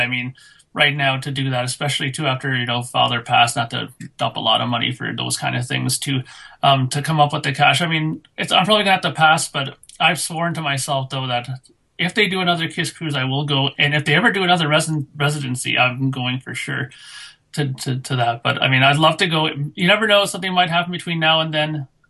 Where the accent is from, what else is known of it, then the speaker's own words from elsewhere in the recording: Canada; being Canadian